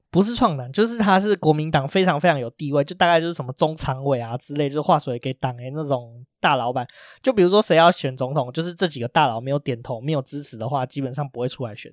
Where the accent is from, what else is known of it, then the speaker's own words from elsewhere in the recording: Taipei, Taiwan; 我们是台北人